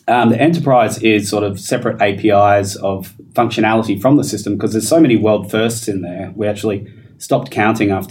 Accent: Perth, Western Australia, Australia; I'm from Perth

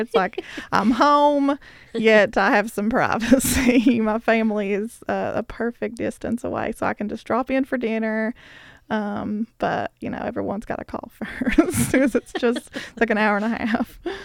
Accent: Bell County, Kentucky, United States; moved away as an adult; now in Letcher County, United States; I moved here um, after college and growing up in Bell County

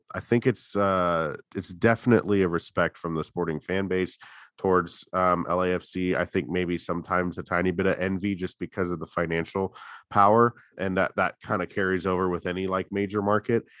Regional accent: California, United States; I grew up in California

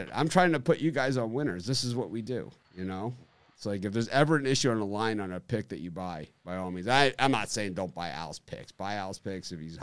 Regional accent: Miami, Florida, United States; I'm from Miami

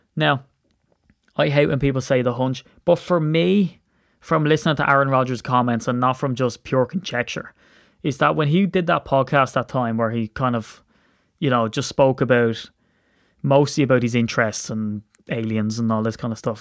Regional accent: Ireland; I'm an Irish man

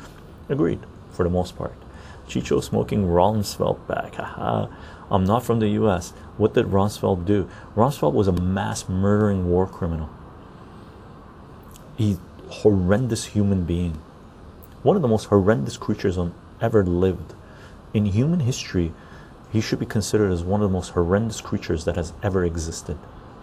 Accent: Germany; English is a second language; Johnny, I'm from Germany. We learn to always have a critical view towards authority, patriotism, and militarism.

